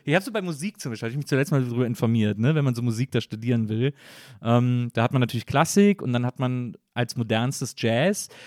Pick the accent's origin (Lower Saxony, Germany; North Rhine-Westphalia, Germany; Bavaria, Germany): North Rhine-Westphalia, Germany; near Cologne; now in Berlin, Germany; ich komme aus der Nähe von Köln